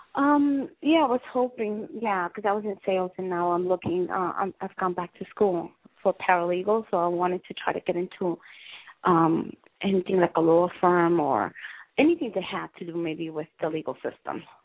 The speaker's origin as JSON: {"language": "English", "region": "New York", "country": "United States", "tie": "born or raised there", "said": "I was raised in New York"}